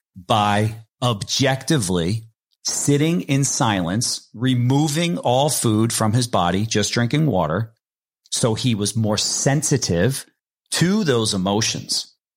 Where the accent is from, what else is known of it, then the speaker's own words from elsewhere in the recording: New Jersey, United States; my crew that I grew up with in New Jersey